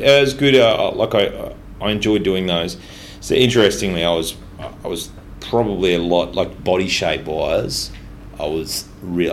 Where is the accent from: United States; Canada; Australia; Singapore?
Australia; Ipswich, Queensland; I grew up mostly in Ipswich